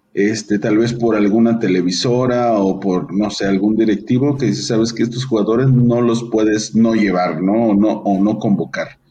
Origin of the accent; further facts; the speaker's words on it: Mexico; como mexicanos